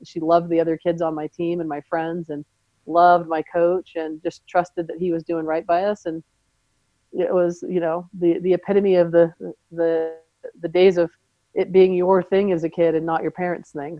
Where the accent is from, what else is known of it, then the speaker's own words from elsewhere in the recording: Southern California, United States; now in Seattle, United States; we grew up in Southern California the weather was nice enough year round